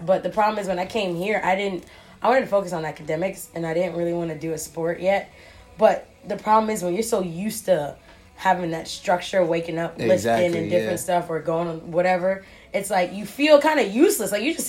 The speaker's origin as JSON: {"language": "English", "region": "New York", "country": "United States", "said": "I'm from New York, so you know."}